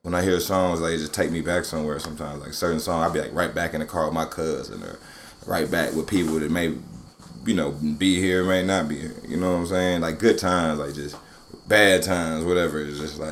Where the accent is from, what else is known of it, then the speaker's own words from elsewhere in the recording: Cleveland, Ohio, United States; moved away; also born or lived in California / Atlanta; I was born in California, but I'm from Cleveland